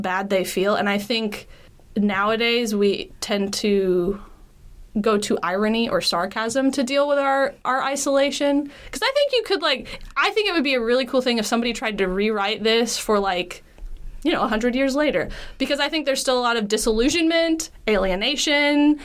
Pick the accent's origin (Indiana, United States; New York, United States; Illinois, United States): Indiana, United States; Muncie; my hometown, the government did a study there in the 50s called Middletown, USA, to see what normal life was like